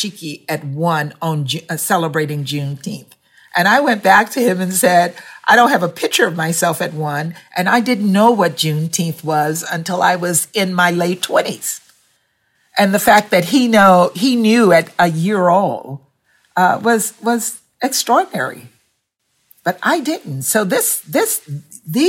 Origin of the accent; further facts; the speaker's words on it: Louisiana, United States; moved away; also born or lived in Washington, D.C.; I grew up in Louisiana